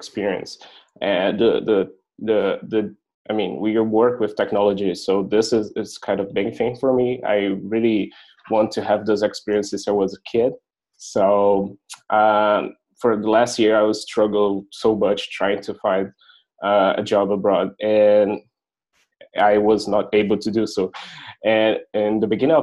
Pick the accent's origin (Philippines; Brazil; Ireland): Brazil; moved away as an adult; now in Berlin, Germany; I was from Brazil